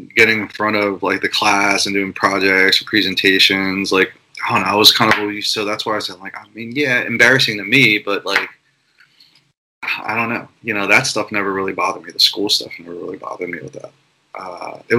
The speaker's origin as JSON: {"language": "English", "town": "Philadelphia", "region": "Pennsylvania", "country": "United States", "tie": "born or raised there", "said": "I grew up in Philadelphia"}